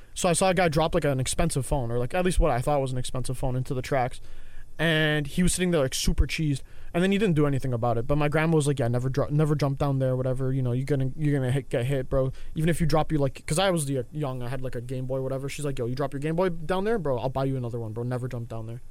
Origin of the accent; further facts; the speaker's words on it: Canada; I'm Canadian